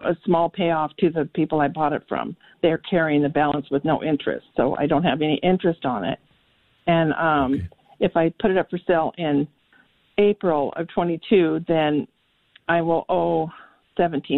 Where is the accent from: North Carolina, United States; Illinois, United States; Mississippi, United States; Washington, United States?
Washington, United States; I'm from Washington